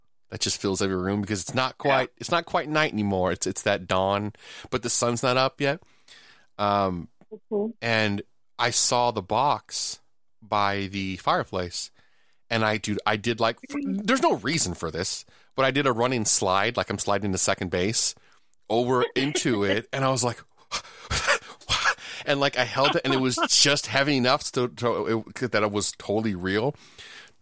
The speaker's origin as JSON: {"language": "English", "region": "Southern California", "country": "United States", "tie": "born or raised there", "said": "we grew up in Southern California"}